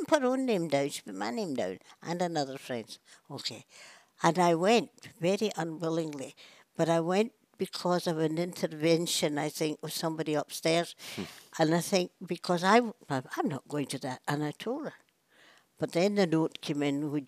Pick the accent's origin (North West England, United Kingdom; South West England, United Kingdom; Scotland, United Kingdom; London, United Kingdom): Scotland, United Kingdom; Glasgow; moved away as an adult; also born or lived in Eritrea; I was born over in Garrow Hill, which was a new scheme at the time and supposed to be quite posh